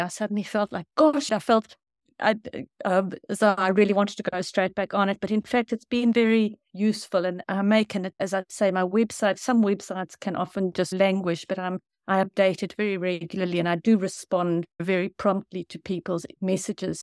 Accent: South Africa; now in New Zealand; I grew up in South Africa

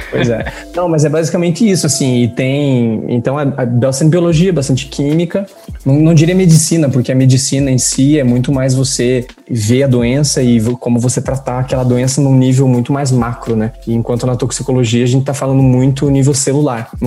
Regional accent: Curitiba, Paraná, Brazil; moved away as an adult; now in Paris, France; Eu sou, antes de mais nada, sou curitibano.

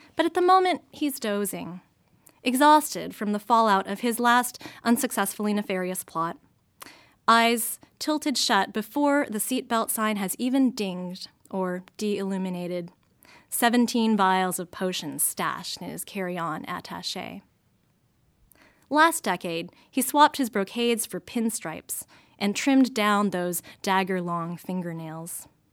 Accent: United States; I was born and raised in the States

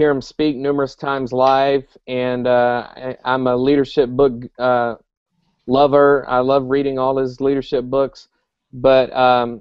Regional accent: South Carolina, United States; moved away as an adult; now in Joplin, Missouri, United States; I'm born and raised in South Carolina.

